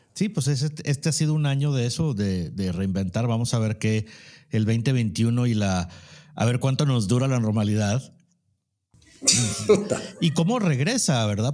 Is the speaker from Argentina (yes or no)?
no; Mexico; somos mexicanos